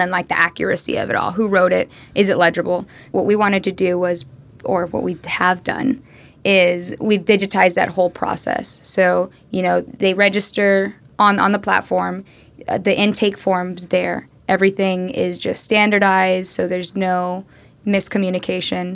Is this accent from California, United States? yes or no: no; Austin, Texas, United States; I'm from Austin, Texas. Like not even from the States. I'm from Austin, Texas.